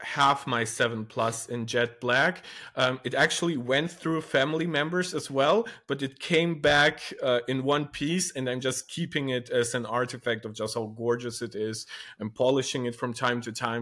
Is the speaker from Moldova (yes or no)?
yes; Moldova; now in Germany; I come from Eastern Europe, uh, from a country named Moldova, and I stream in English.